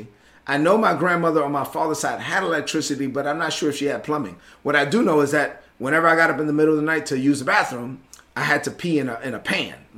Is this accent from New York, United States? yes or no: yes; New York City, New York, United States; also born or lived in La Vega, Dominican Republic; growing up in Brooklyn, although the majority of my childhood was in Brooklyn